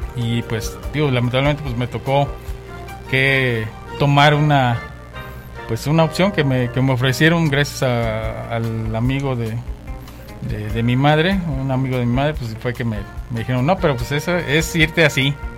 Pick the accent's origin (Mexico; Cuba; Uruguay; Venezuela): Mexico; moved away; also born or lived in Vancouver; nosotros como latinos digo y como mexicanos